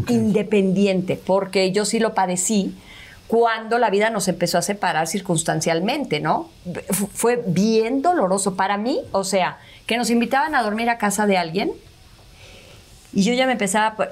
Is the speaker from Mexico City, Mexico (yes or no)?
yes; Mexico City, Mexico; Ya que nació Oscar, mi hermano se vinieron a vivir a México nacimos otros cinco